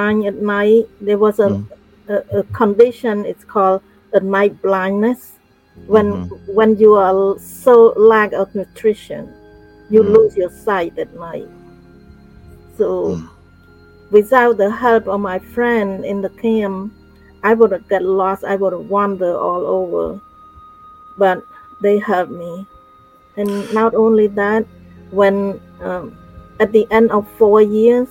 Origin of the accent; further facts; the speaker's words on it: Cambodia; moved away; I grew up in Cambodia.